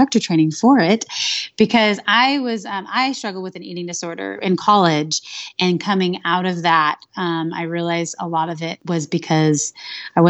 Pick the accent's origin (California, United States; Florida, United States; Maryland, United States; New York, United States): California, United States; now in Phoenix, United States; I live in Phoenix, Arizona, but I'm originally from California